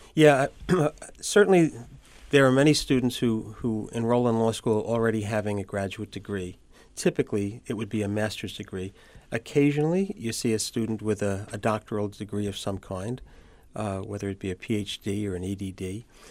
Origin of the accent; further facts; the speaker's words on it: New York City, New York, United States; also born or lived in Syracuse, New York; I grew up in Brooklyn, and I attended Zavarian High School in Brooklyn